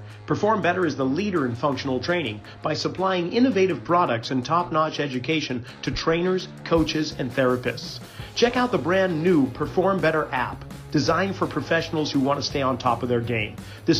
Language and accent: English; Reading, Massachusetts, United States; Joe and I, we grew up in Reading, Massachusetts, where two of the main thoroughfares outside of Boston intersect, maybe about a 20-minute drive into the city, one of those little suburbs.